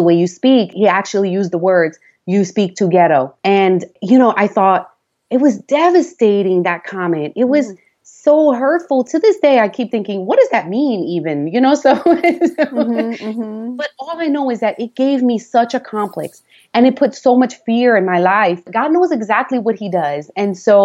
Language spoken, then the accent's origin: English; New York City, New York, United States; accent: New York; moved away as an adult; also born or lived in Long Island; now in Florida, United States; I was raised in the Bronx, had lived in Long Island a couple of years. And so we have an accent